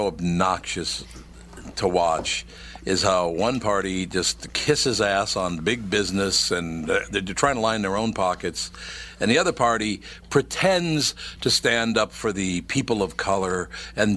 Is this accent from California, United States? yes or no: no; Minneapolis, Minnesota, United States; I grew up in North Minneapolis, since I was a little kid